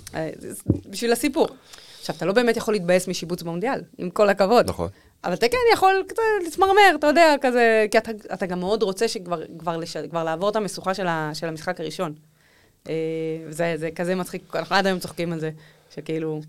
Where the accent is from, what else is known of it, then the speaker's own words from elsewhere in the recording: Israel; לא הסתרתי את זה שאני מישראל, כל פעם ששאלו אמרתי אני מישראל